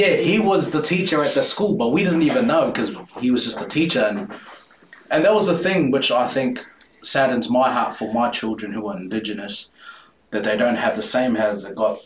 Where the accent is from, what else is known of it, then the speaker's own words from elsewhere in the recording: Porirua, Wellington, New Zealand; also born or lived in Titahi Bay; I'm born in New Zealand, mm. but I grew up in Porirua